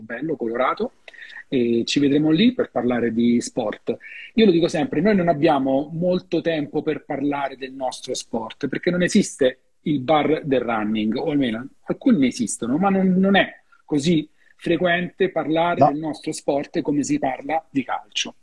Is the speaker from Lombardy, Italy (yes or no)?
no; Rome, Lazio, Italy; io lo dico da romano